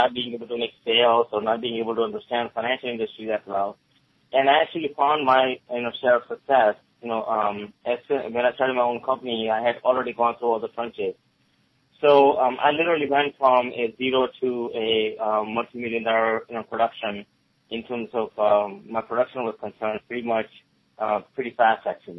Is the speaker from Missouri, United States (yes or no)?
no; Gettysburg, Pennsylvania, United States; English is a second language; also born or lived in India; I came here originally from India in 1989, with $20 and not a word of English. I grew up here in Gettysburg, Maryland in the area